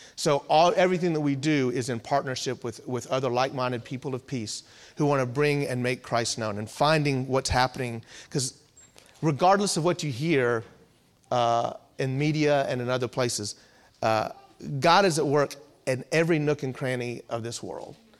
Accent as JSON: {"language": "English", "town": "Virginia Beach", "region": "Virginia", "country": "United States", "tie": "born or raised there", "also_born_or_lived": "Louisville, Kentucky / Danville, Virginia", "said": "born and raised in Virginia, Virginia Beach area"}